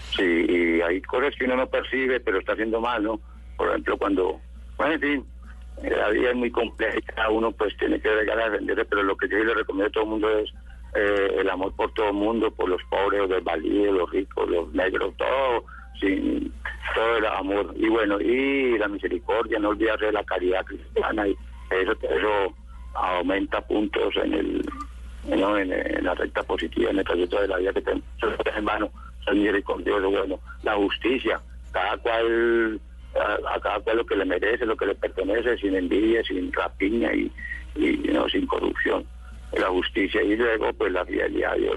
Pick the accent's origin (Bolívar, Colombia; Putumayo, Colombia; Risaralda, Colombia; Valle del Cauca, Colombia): Valle del Cauca, Colombia; La Unión; yo nací en la Unión Valle, que queda por aquí al norte del Valle